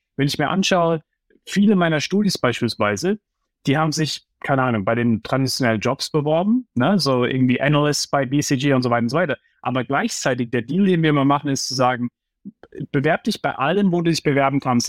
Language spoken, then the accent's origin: German; Heidelberg, Baden-Württemberg, Germany; now in New York, United States; ich bin aufgewachsen im Umfeld, ja, du, du weißt, äh, ich komme aus Heidelberg